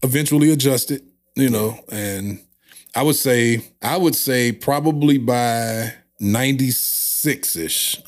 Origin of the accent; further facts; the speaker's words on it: St. Louis, Missouri, United States; I grew up on the west side of Saint Louis.